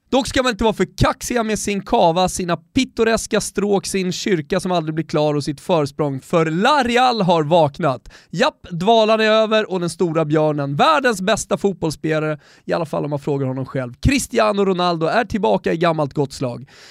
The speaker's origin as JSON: {"language": "Swedish", "country": "Sweden", "said": "som svensk"}